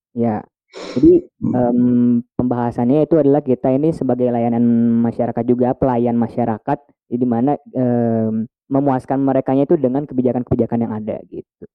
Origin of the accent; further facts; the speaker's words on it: Bandung, West Java, Indonesia; aku orang asli Bandung